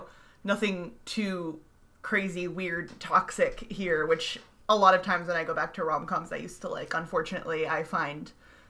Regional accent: the South, United States; Sarah and I are speaking as Southerners who are bad at being cold.

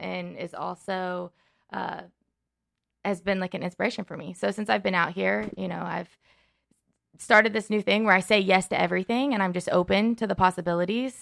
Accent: Henderson, Kentucky, United States; moved away as an adult; also born or lived in Indiana / Lexington, Kentucky; now in Los Angeles, United States; I'm originally from Kentucky

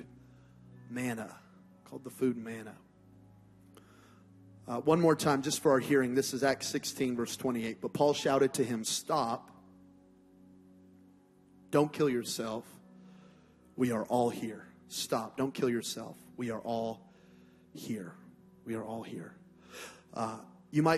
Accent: Las Vegas, Nevada, United States; I'm from Las Vegas, Nevada, and it's the desert

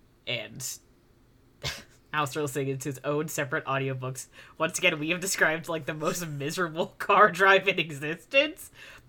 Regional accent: Oregon, United States; I'm from Oregon.

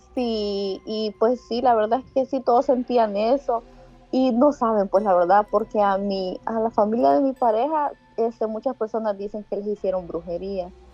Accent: Antiguo Cuscatlán, La Libertad, El Salvador; Del Salvador

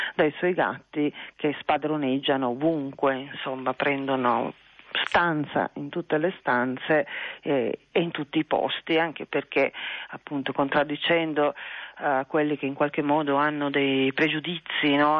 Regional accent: Trieste, Friuli-Venezia Giulia, Italy; moved away as an adult; io sono triestina sì, eh, ho vissuto a Trieste fino, fino a vent'anni, poco più

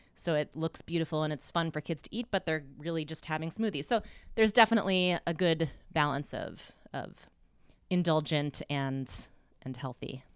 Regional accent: Midwest, United States; I'm from the Midwest

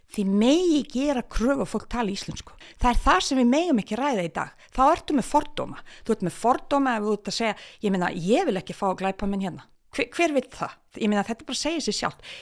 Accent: Bosnia & Herzegovina; now in Iceland; mínum heimabæ

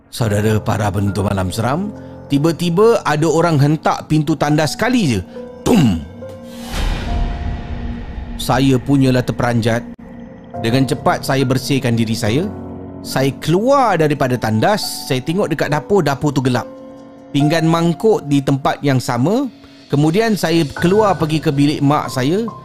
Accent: Damansara, Selangor, Malaysia; Saya berasal daripada Damansara.

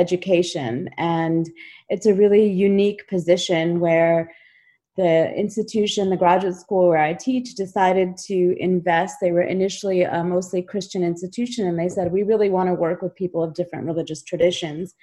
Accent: United States; also born or lived in Kashmir; I immigrated to the United States when I was 3 years old

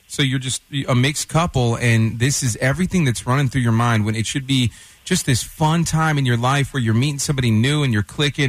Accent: Detroit, Michigan, United States; now in Texas, United States; I grew up in Detroit

